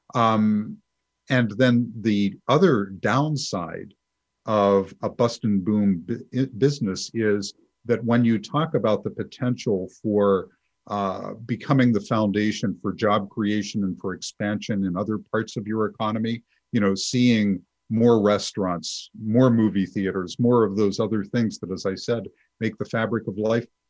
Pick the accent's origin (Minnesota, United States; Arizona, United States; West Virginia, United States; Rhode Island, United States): West Virginia, United States; I'm from West Virginia